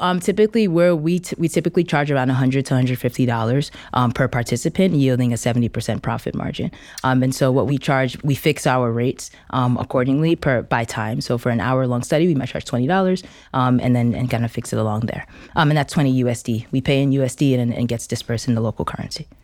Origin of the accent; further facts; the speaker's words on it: New York, United States; I'm originally from New York, but I'm of Nigerian descent.